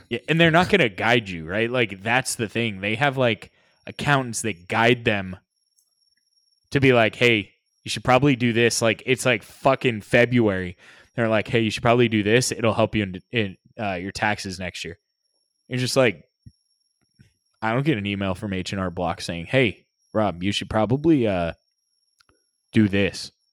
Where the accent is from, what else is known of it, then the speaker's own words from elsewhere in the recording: United States; being American